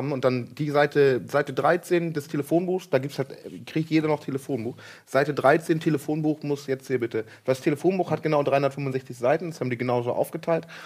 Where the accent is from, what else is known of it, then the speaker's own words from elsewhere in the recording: Lower Saxony, Germany; ich komme ja aus Ostfriesland